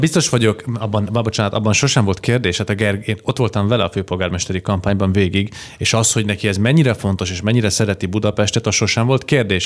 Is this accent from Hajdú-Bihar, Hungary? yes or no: yes; Debrecen, Hajdú-Bihar, Hungary; debreceni vagyok eredetileg